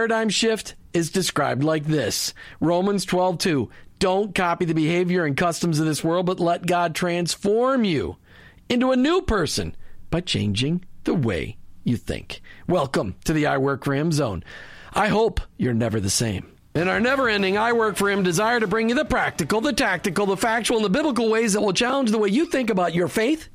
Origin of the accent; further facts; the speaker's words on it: Minnesota, United States; now in Florida, United States; I'm from Minnesota, so I miss the cold and the snow.